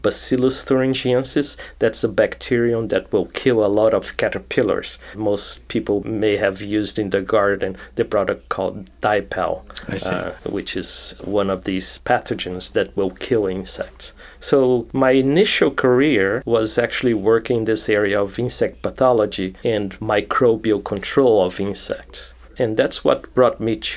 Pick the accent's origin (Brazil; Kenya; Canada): Brazil; moved away as an adult; also born or lived in Rio de Janeiro, Brazil / Brasília, Brazil / São Paulo, Brazil; now in United States; I was born in Brazil. I was born near Rio de Janeiro. But as a kid, I moved to Brasilia, which is the capital of Brazil